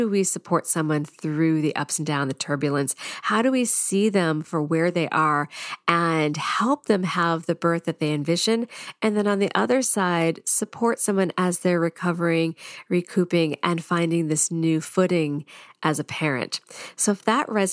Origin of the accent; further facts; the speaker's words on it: United States; my American tongue